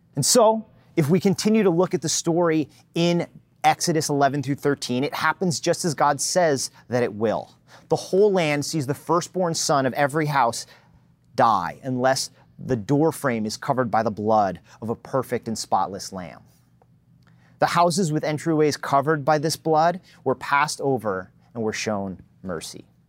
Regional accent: New Jersey, United States; moved away; I was born and raised in New Jersey

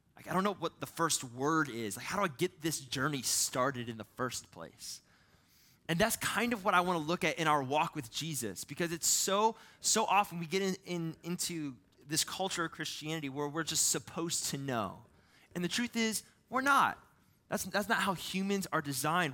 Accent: Ohio, United States; moved away; I'm from Ohio

